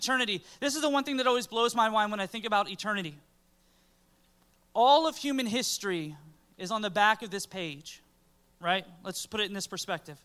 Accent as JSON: {"language": "English", "town": "Pine Hills", "region": "Florida", "country": "United States", "tie": "born or raised there", "said": "I grew up in Pine Hills."}